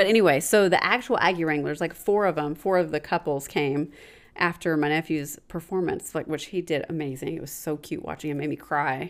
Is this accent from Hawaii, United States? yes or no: no; College Station, Texas, United States; now in Houston, United States; Jamie and I grew up in Bryan College Station, which is where Texas A&M is.